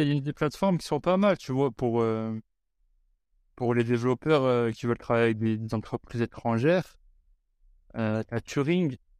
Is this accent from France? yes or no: yes; France; moved away; on a grandi en France